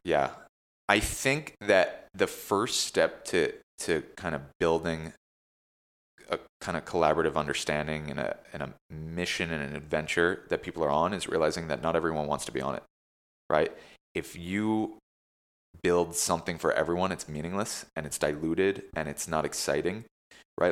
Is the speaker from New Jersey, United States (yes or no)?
yes; New Jersey, United States; now in New York, United States; growing up in Jersey